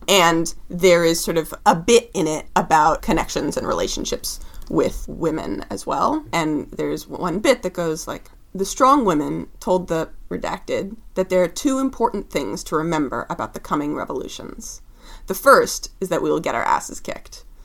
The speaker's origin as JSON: {"language": "English", "town": "Seattle", "region": "Washington", "country": "United States", "tie": "born or raised there", "also_born_or_lived": "California", "said": "I lived in Seattle from the time I was nine until the time I was 17. I basically consider it my hometown"}